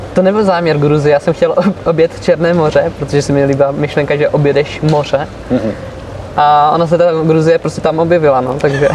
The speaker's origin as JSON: {"language": "Czech", "country": "Czechia", "said": "Protože Češi jsou hodně vynálezaví, to jako my máme"}